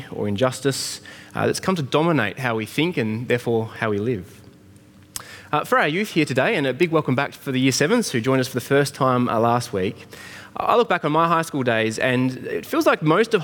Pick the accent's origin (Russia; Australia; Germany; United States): Australia; I'm an Australian-born, 6-foot-something man